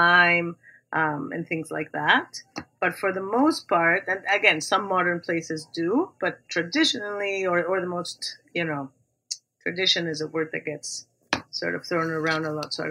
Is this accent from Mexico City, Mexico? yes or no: yes; Mexico City, Mexico; growing up in Mexico City